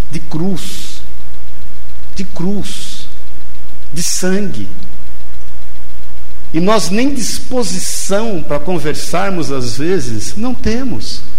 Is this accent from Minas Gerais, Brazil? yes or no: yes; Minas Gerais, Brazil; also born or lived in Pouso Alegre; now in São Paulo, Brazil; Eu, quando vim de Minas para cá, a coisa que eu mais estranhei foi esse negócio de você falar bom dia para um, bom dia para o outro e o nego não te responder.